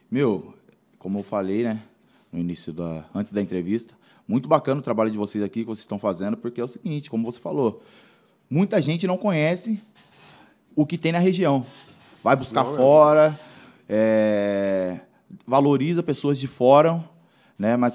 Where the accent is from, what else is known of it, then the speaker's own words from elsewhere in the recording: Mairinque, São Paulo, Brazil; Pô, também sou de Mairink. Cidade tão pequena.